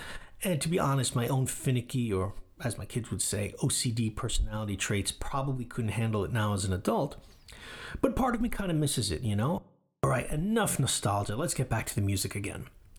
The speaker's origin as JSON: {"language": "English", "region": "New York", "country": "United States", "tie": "born or raised there", "moved": "as an adult", "lives_now": "Japan", "said": "And although I grew up in New York"}